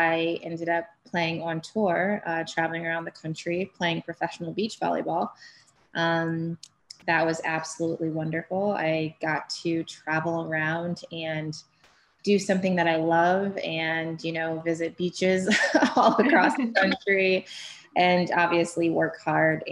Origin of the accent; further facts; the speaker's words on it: Florida, United States; also born or lived in Buffalo, New York; I was born in Buffalo, New York, and I grew up in Florida.